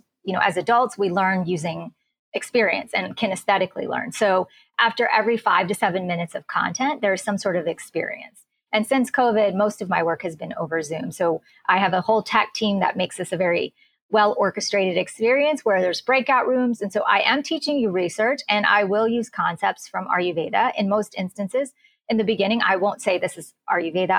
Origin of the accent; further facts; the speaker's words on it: United States; also born or lived in India; raised in the US